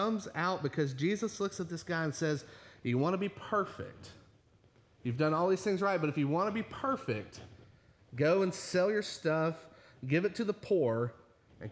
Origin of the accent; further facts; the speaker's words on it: Virginia, United States; moved away; I grew up in the Baptist church, a little Baptist church back in Virginia